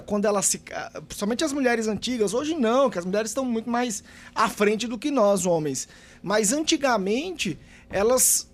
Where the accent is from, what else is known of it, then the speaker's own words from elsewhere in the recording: Bahia, Brazil; moved away; eu sou baiano, na minha, eu, tenho uma, eu morava em uma cidade que tem aproximadamente 25 mil habitantes